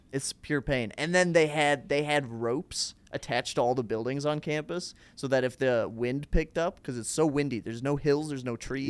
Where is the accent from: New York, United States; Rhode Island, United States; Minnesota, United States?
Minnesota, United States; Plymouth; now in Chicago, United States; just outside Minneapolis in a suburb uh, called Plymouth